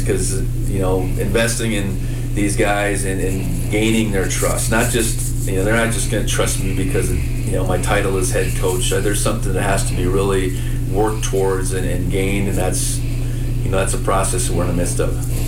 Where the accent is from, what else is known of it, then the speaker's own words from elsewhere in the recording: Buxton, North Dakota, United States; moved away as an adult; now in Bozeman, United States; I grew up in North Dakota